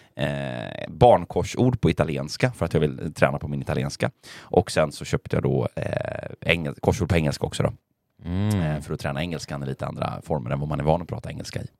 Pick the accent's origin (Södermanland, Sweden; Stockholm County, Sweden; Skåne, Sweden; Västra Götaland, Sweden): Västra Götaland, Sweden; Gothenburg; jag är göteborgare